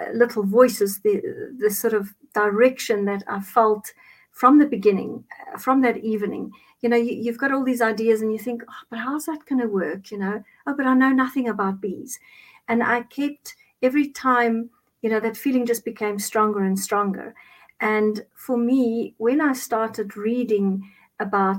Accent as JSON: {"language": "English", "town": "Cape Town", "region": "Western Cape", "country": "South Africa", "second_language": "English", "moved": "yes", "lives_now": "Johannesburg, South Africa", "said": "I'm originally from Cape Town. I reside in Johannesburg just now."}